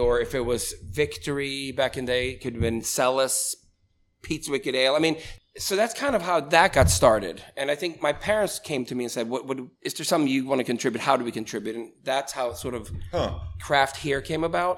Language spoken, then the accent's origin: English; Sweden; moved away as an adult; now in Altoona, United States; I was born and raised in Sweden